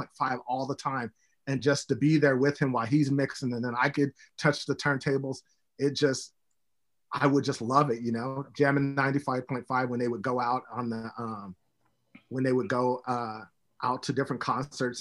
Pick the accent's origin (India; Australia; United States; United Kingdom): United States; moved away as an adult; also born or lived in Memphis, Tennessee / Pullman, Washington; I was raised in Portland, Vancouver